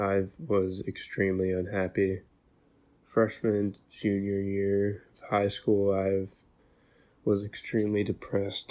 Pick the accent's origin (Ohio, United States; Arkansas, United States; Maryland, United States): Maryland, United States; I'm from Maryland